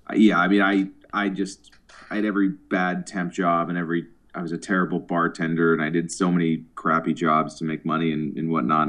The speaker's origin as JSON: {"language": "English", "town": "Boston", "region": "Massachusetts", "country": "United States", "moved": "as an adult", "lives_now": "New York City, United States"}